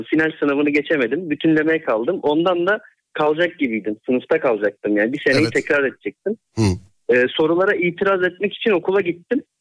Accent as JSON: {"language": "Turkish", "town": "Akhisar", "region": "Manisa", "country": "Turkey", "said": "Ben Akisarlıyım Manisa Akisar."}